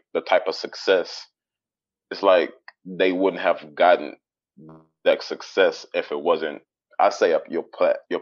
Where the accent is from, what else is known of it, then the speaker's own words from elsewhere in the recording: Calumet City, Illinois, United States; also born or lived in Chicago, Illinois / Riverdale, Illinois / Wheaton, Illinois; Was born in Chicago. I grew up in the in Calumet City over in South Side